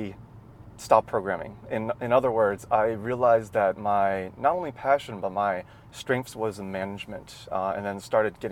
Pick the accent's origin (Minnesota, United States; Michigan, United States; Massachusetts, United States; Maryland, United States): Maryland, United States; accent: American; moved away as an adult; also born or lived in Nanjing, China / California; Grew up in Maryland, which is on the East Coast of the US